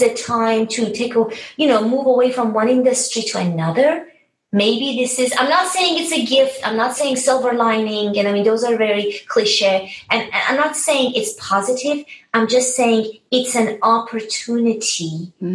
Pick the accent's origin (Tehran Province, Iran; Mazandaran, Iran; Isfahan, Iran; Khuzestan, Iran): Tehran Province, Iran; Tehran; moved away; I was born and raised in Tehran, Iran.